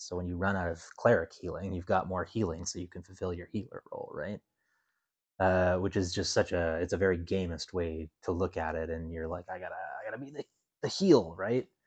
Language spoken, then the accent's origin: English; Canada; I'm Canadian.